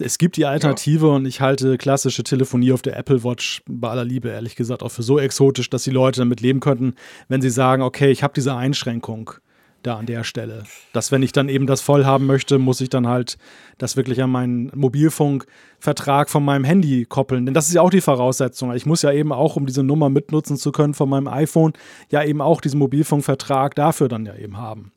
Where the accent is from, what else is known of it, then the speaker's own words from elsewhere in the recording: Germany; komme ja nun aus dem Datenschutzland Deutschland.